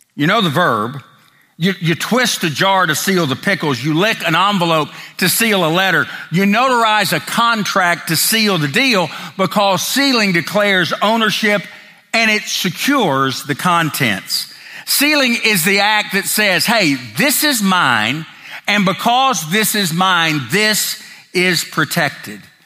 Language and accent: English; Tennessee, United States; growing up in the South, particularly Tennessee